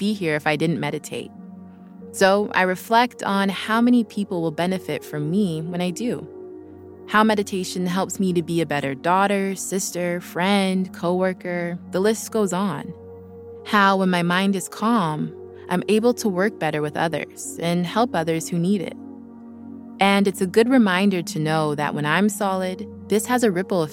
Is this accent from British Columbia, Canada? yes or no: yes; Vancouver, British Columbia, Canada; now in Los Angeles, United States; I live in LA now, but a few weeks ago, I was working remotely from Vancouver while visiting my family. It was so nice being back home